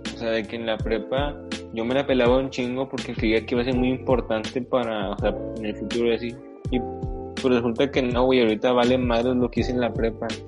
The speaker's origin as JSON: {"language": "Spanish", "country": "Mexico", "said": "en México somos, o sea, que mayormente morenos"}